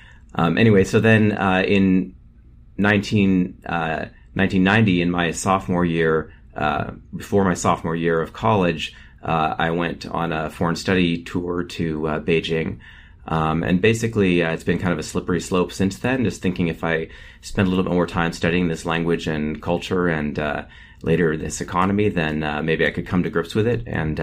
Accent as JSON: {"language": "English", "region": "California", "country": "United States", "tie": "born or raised there", "said": "So I grew up in California in the San Francisco Bay Area, which has always had a lot of people from all around Asia."}